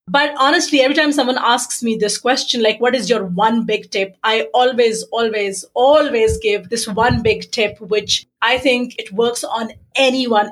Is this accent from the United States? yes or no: no; Pakistan; I was born in Pakistan